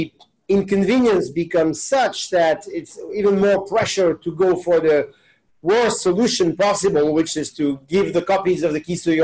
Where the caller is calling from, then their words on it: New York City, New York, United States; I am calling in from New York. If I look outside the window, it definitely looks like New York City. So yes, that's where I am today.